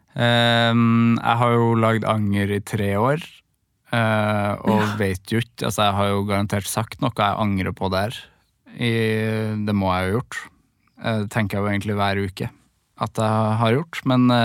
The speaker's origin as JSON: {"language": "Norwegian", "region": "Trøndelag", "country": "Norway", "moved": "yes", "lives_now": "Oslo, Norway"}